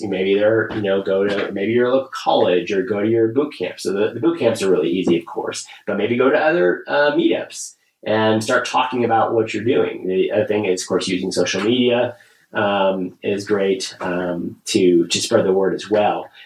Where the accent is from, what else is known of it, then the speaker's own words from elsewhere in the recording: Kansas, United States; I grew up in Kansas